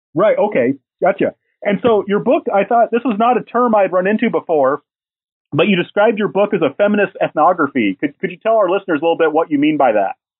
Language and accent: English; Southern Indiana, United States; I'm from Southern Indiana